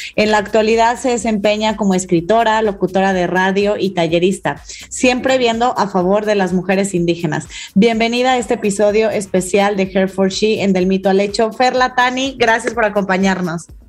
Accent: Mexico; como mexicana, como mujer

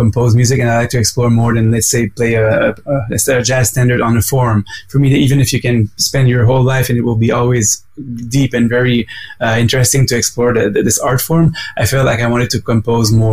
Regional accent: Quebec City, Quebec, Canada; now in Montreal, Canada; I was from Quebec City originally first before moving to Montreal

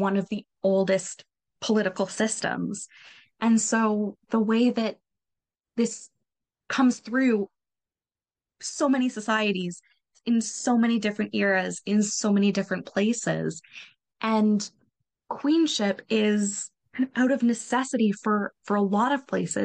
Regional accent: Canada; as a Canadian.

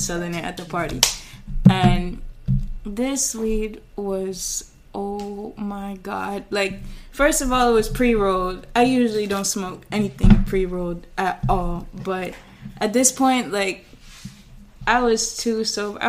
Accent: U.S. Virgin Islands; moved away; I'm from St. Thomas, so I go back there in the summers and I reconnect with my family and my friends

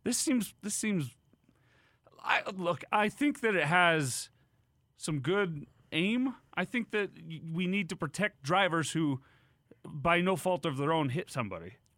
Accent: Davis County, Utah, United States; a bunch of people who I grew up with in Davis County

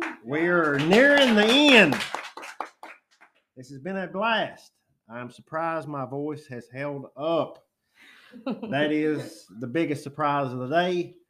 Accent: Jackson, Kentucky, United States; I'm from Eastern Kentucky.

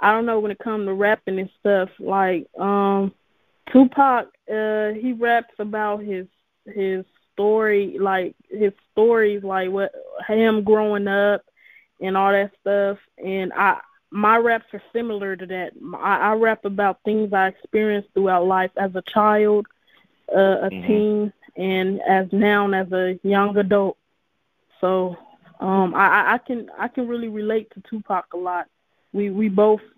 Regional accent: Fresno, California, United States; I'm from Fresno, California, which is the West Coast

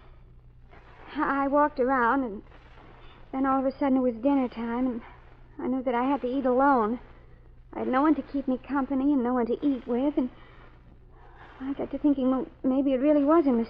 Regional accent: Baltimore, Maryland, United States; Well, you see, I came from Baltimore. I met him there. That's where he went to school.

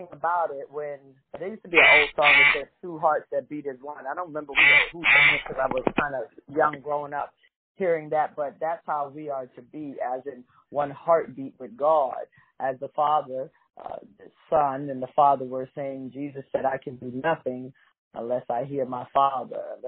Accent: New York City, New York, United States; I'm from New York City, born in the concrete jungle

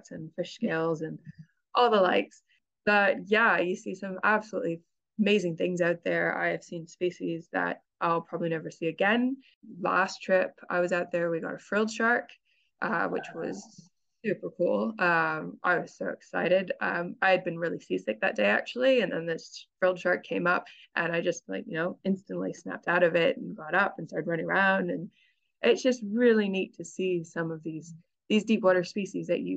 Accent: Canada; moved away as an adult; now in New Zealand; I'm originally from Canada, so I'm kind of used to growing up in very cold weather.

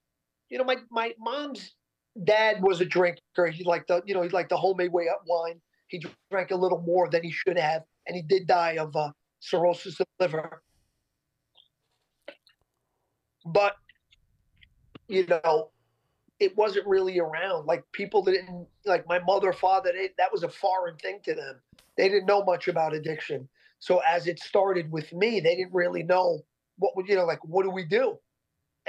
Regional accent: Yonkers, New York, United States; We grew up in Yonkers, New York

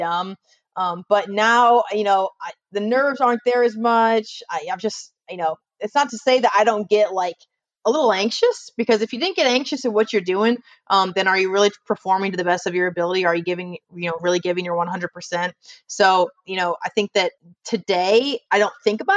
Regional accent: Ohio, United States; moved away as an adult; also born or lived in Houston, Texas; now in Alabama, United States; I'm from Ohio. I went to Bowling Green State University

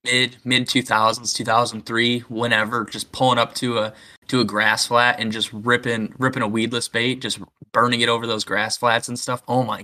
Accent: Michigan, United States; But growing up in Michigan, I mean, Fuck. I probably fished my first 4 or 5 years the spinning rod.

